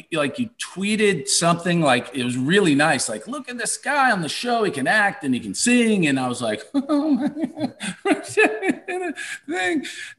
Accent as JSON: {"language": "English", "region": "Kentucky", "country": "United States", "tie": "born or raised there", "said": "growing up in Kentucky"}